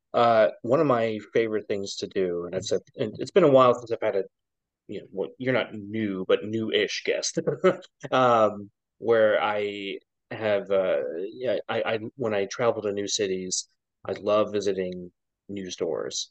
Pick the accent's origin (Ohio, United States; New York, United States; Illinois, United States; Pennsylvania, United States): Ohio, United States; I was born in Ohio